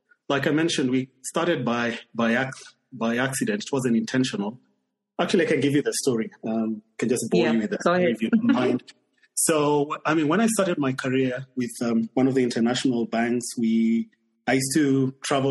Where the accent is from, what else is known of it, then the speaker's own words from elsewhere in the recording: Kenya; moved away as an adult; my home country is Kenya